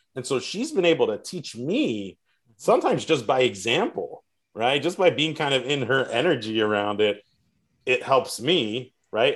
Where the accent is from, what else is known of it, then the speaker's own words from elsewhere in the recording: South Florida, United States; I grew up in South Florida and live here